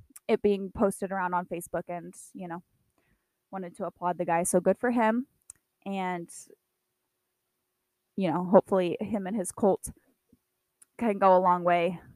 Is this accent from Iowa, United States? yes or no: yes; Iowa, United States; My hometown had two tornadoes around it